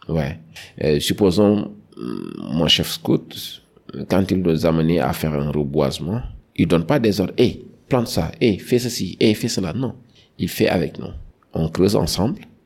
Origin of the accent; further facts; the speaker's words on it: Dakar, Senegal; j'ai grandi à Dakar